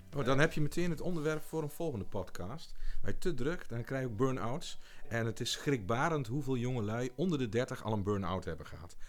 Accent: Beek, Gelderland, Netherlands; also born or lived in Achterhoek; Ik kom van oorsprong uit Beek, gemeente Montferland

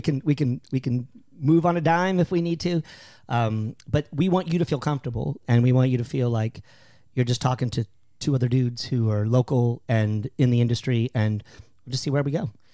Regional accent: San Antonio, Texas, United States; I grew up in San Antonio

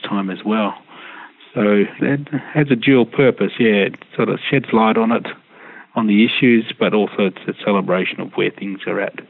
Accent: Perth, Western Australia, Australia; now in Melbourne, Australia; I'm a Wadjuk person. I'm from Perth.

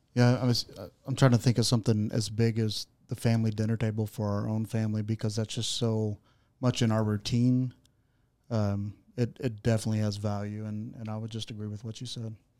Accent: Searcy, Arkansas, United States; also born or lived in Texas / Oklahoma; I'm I'm from, born and raised in Searcy.

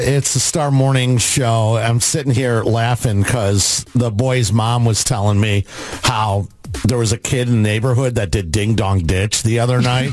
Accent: Addison, Illinois, United States; I grew up in Addison in the Western Burbs

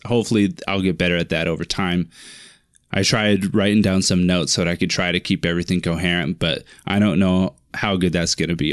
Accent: Finley, Washington, United States; grew up in Finley, Washington, a little town in Finley, Wash-, or named Finley, in the, the state of Washington.

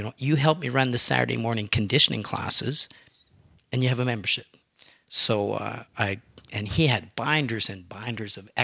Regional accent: Terrasse-Vaudreuil, Quebec, Canada; now in Calgary, Canada; Terrasse-Vaudreuil, a place just outside of Montreal, west of Montreal. Little town

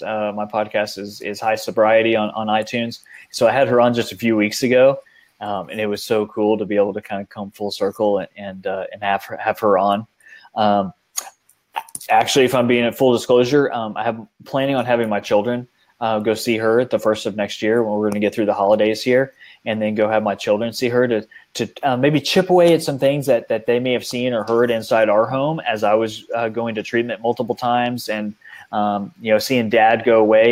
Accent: outside San Antonio, Texas, United States; I grew up outside San Antonio, Texas, in this beautiful area, the Guadalupe River

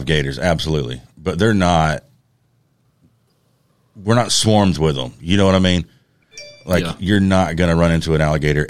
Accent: Georgia, United States; South Georgia.

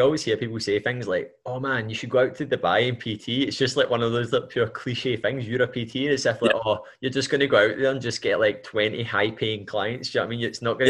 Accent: Scotland, United Kingdom; I love being Scottish

